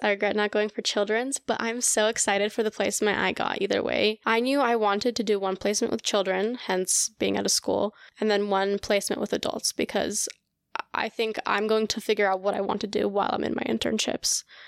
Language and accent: English; Colorado, United States; first language Russian; English is a second language; I am from Colorado, born and raised